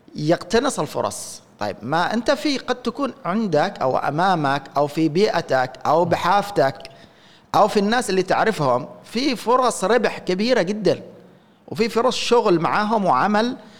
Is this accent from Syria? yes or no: no; Yemen; احنا عندنا في اليمن